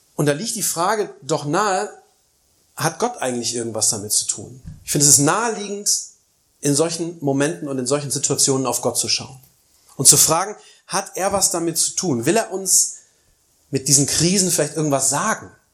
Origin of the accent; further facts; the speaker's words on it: East Germany, Germany; bei uns in Ostdeutschland